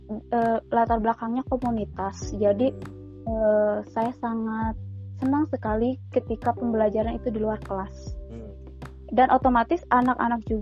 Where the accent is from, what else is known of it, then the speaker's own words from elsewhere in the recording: West Java, Indonesia; bagaimana bisa kita sebagai orang Sunda tidak tidak mencintai gitu.